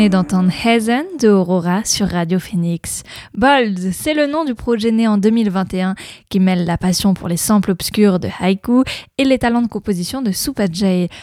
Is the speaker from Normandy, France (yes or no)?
yes; Normandy, France; chez nous en Normandie